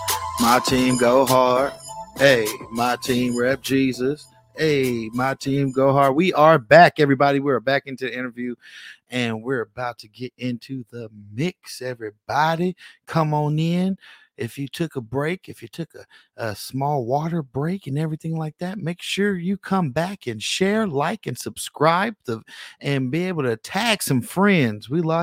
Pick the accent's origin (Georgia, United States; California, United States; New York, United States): California, United States; Bay Area; I'm from the Yay area.